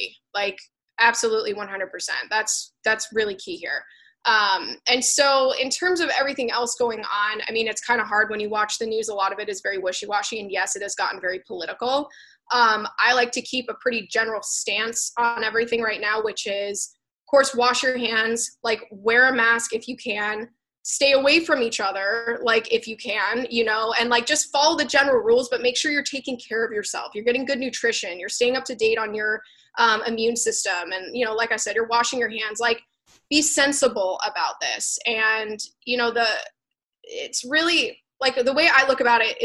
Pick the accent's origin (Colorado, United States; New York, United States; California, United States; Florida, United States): Florida, United States; I'm from Florida. I was actually born there